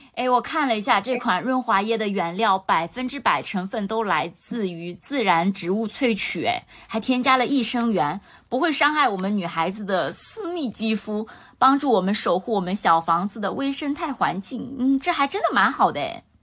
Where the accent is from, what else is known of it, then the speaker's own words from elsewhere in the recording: China; 我们中国人